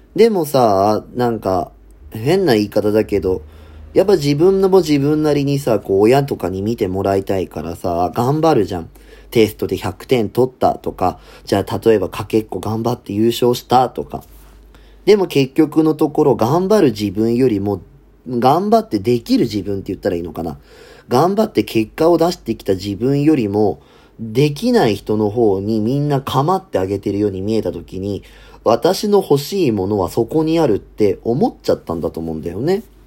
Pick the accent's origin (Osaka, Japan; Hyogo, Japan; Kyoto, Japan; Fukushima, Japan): Fukushima, Japan; now in Tokyo, Japan; 生まれは福島県なんですけど